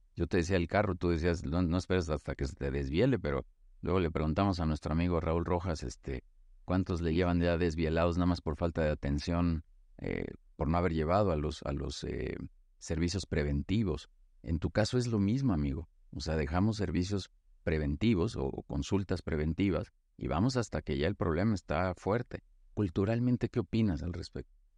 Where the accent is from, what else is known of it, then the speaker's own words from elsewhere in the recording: Mexico; soy mexicano